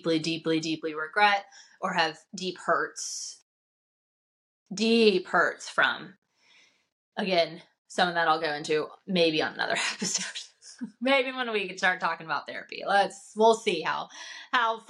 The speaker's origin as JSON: {"language": "English", "region": "the South", "country": "United States", "tie": "born or raised there", "said": "I'm growing up in the South in a faith-based home."}